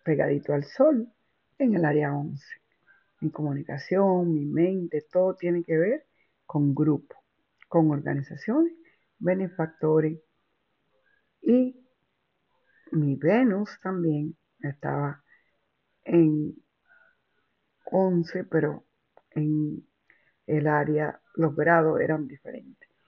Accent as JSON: {"language": "Spanish", "country": "Dominican Republic", "tie": "born or raised there", "moved": "yes", "lives_now": "New York, United States", "said": "en la República Dominicana, esa es donde yo nací"}